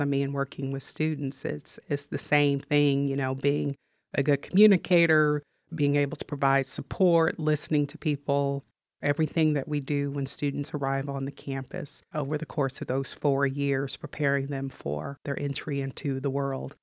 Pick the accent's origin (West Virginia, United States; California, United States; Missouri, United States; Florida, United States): Missouri, United States; moved away as an adult; also born or lived in Ithaca, New York; Missouri is my home state